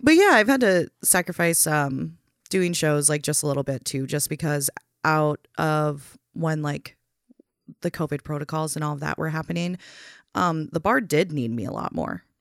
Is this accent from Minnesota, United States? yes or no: yes; Waconia, Minnesota, United States; also born or lived in Salinas, California / Rochester, Minnesota; moved to Waconia, and that's where I did the majority of my growing up.